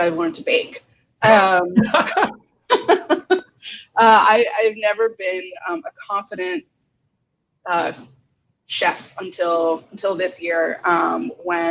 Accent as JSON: {"language": "English", "region": "Northeast", "country": "United States", "moved": "yes", "lives_now": "Bay Area, United States", "said": "I'm originally from the Northeast"}